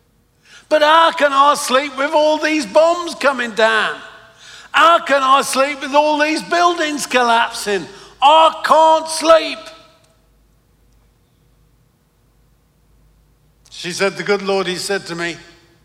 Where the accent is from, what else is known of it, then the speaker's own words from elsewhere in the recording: London, United Kingdom; accent: Cockney; moved away as an adult; now in United States; I'm British, but I come from London, and I was brought up in the East End of London. So I was brought up in Cockney territory.